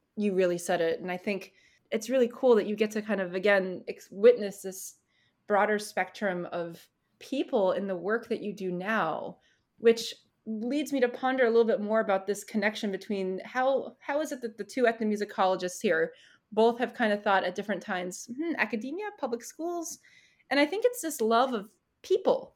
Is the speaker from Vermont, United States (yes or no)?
yes; Vermont, United States; I'm from Vermont